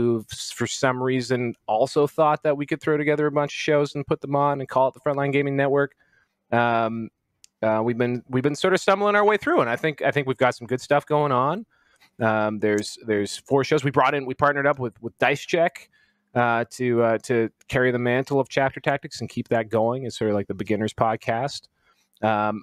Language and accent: English; Canada; I am very Canadian and raised by a nervous mother